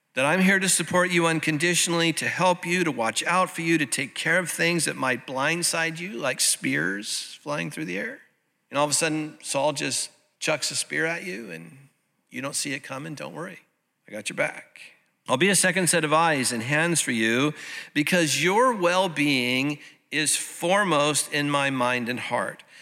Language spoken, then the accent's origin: English; Santa Ana, California, United States; the little United Methodist Church that I grew up in over in Santa Ana